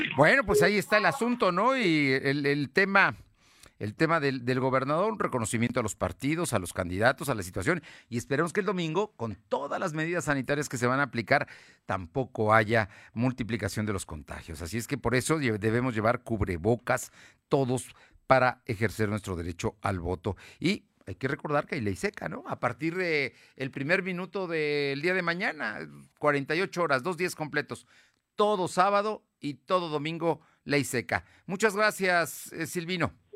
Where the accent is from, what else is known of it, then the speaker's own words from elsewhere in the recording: Mexico; somos ciudadanos, somos mexicanos